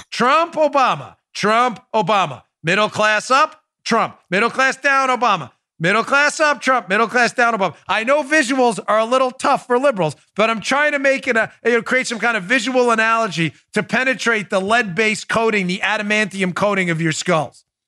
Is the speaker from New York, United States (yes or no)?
yes; New York, United States; moved away as an adult; my home state. I grew up in New York until I was in my twenties